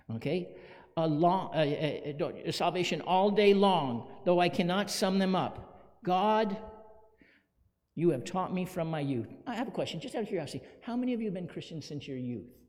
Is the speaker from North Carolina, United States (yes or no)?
no; Phoenix, Arizona, United States; When I was a little boy growing up in Phoenix